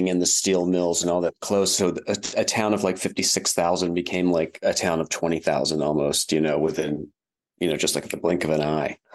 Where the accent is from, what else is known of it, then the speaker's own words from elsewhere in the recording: Wheeling, West Virginia, United States; moved away as an adult; also born or lived in London, United Kingdom / New York City, United States; now in Cincinnati, United States; I'm talking to you from Cincinnati, Ohio. I, I live here now, but um, I was born in Wheeling, West Virginia. Okay. When I was a kid, when I was a young, young kid, it was actually a bustling city.